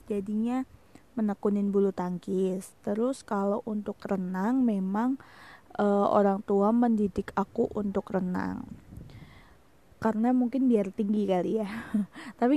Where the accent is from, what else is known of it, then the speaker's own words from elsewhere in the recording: Semarang, Central Java, Indonesia; Aku lahir di kota Semarang dan sekarang tinggal dan besar di kota Semarang.